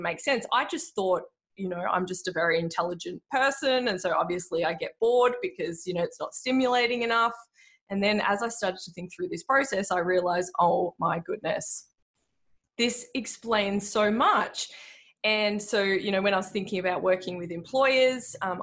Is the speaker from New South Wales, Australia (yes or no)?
no; Frankston, Victoria, Australia; I grew up in Frankston. I went to high school in Frankston.